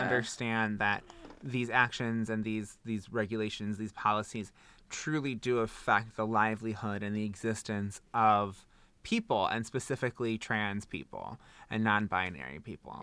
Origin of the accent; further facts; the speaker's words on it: Wisconsin, United States; I say bag because I'm from Wisconsin